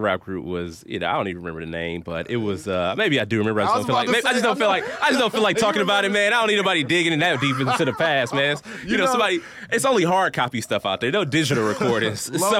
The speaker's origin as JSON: {"language": "English", "town": "Milwaukee", "region": "Wisconsin", "country": "United States", "tie": "born or raised there", "said": "born and raised in Milwaukee. Milwaukee is home, man. Mm-hmm. Still live here in Milwaukee."}